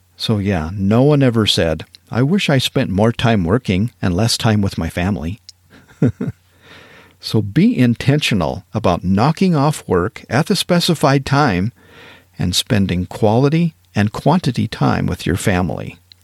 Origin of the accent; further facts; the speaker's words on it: Powell, Wyoming, United States; moved away as an adult; also born or lived in East Texas; I grew up in Northwest Wyoming, real close to Yellowstone Park, in a town called Powell, Wyoming